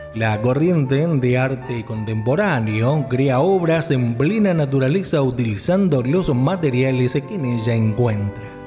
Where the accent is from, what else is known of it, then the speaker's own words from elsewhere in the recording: Mendoza, Argentina; aquí en nuestra provincia de Mendoza